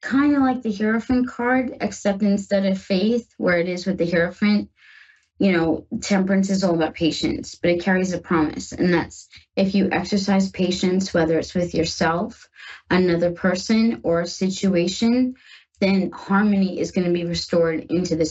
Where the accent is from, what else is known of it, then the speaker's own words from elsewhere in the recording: New York, United States; now in Ohio, United States; I'm from New York. Yes, I live in Ohio now with my wife, but I'm from New York.